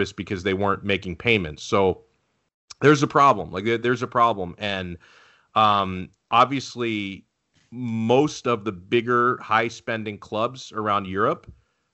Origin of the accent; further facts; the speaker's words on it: United States; as an American